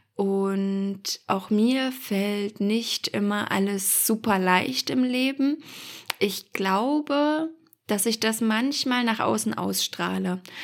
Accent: Germany; wir sind ja als Deutsche

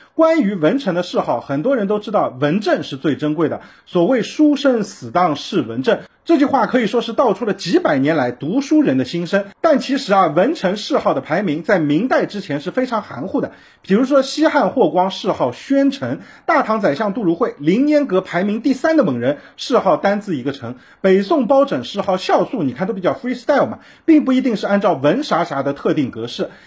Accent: Shanghai, China; 还有咱们上海人的骄傲徐阶徐格老

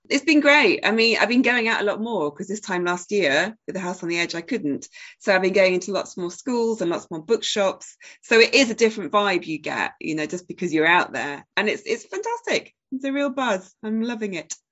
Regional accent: Sheffield, Yorkshire and the Humber, United Kingdom; my hometown of Sheffield, which is pretty important to me. And there's various elements about growing up in Sheffield

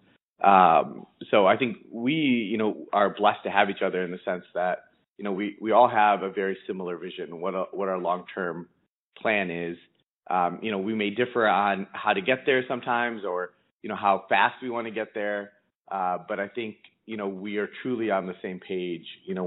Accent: Detroit, Michigan, United States; moved away as an adult; now in Chicago, United States; I was born in Detroit

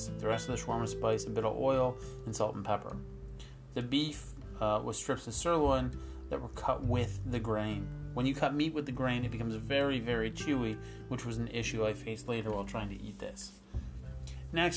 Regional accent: East Coast, Atlantic Canada, Canada; moved away; I am from the East Coast

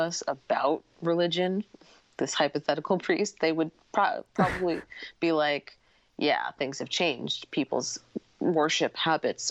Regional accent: New York, United States; I'm from New York

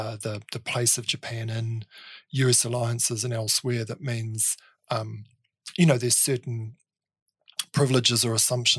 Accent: Dunedin, Otago, New Zealand; moved away as an adult; also born or lived in Melbourne / Tokyo; now in Wellington, New Zealand; Well, I was born in Dunedin. I grew up in Dunedin and did my undergraduate study at the University of Otago.

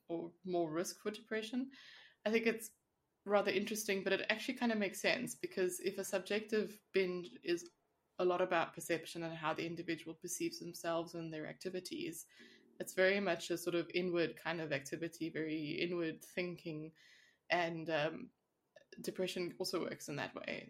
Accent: South Africa; now in Switzerland; I come from South Africa

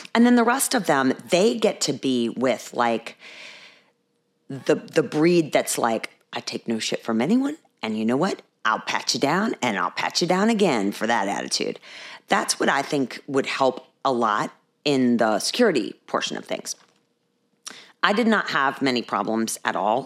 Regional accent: Virginia, United States; accent: Alabama; also born or lived in Texas; I am not from Alabama. I am from Virginia. I was not born in Richmond, but I am from Virginia.

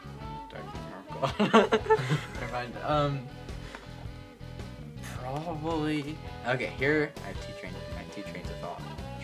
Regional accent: United States; Dude, I'm American.

